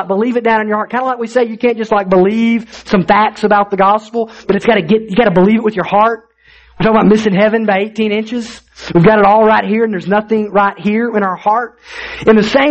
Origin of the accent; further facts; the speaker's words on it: Alabama, United States; I grew up in Alabama